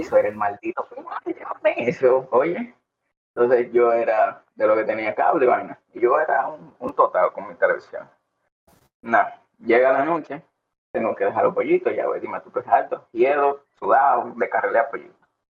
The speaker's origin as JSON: {"language": "Spanish", "town": "Santo Domingo", "country": "Dominican Republic", "tie": "born or raised there", "said": "nací en Santo Domingo, no en San Juan"}